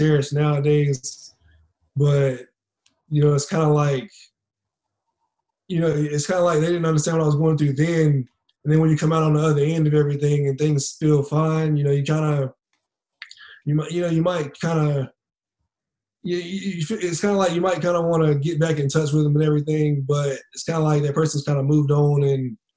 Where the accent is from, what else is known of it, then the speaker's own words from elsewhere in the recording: Greensboro, North Carolina, United States; here in Greensboro, in my hometown